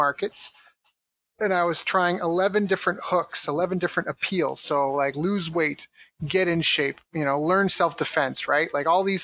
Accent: Canada; moved away as an adult; also born or lived in Tokyo, Japan / San Diego, United States; I was in my hometown, and I really wanted to leave. I'd already lived in Tokyo, and I lived in other cities around Canada

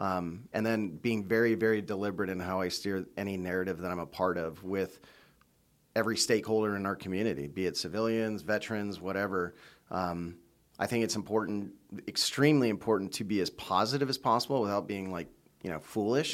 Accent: United States; being an American living in the United States

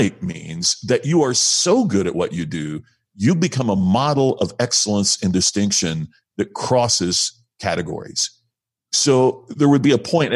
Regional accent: Indianapolis, Indiana, United States; moved away; my hometown of Indianapolis

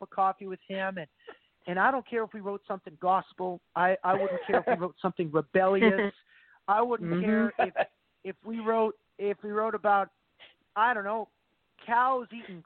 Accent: Alberta, Canada; Caitlin and I are both from the same province in Canada. We're both Canadian. We're both from Alberta

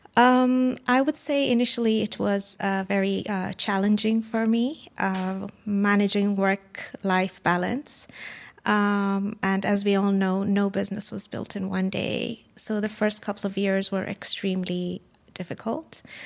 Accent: Kenya; moved away; I was born and raised in Kenya, and we went on safari pretty much all the time

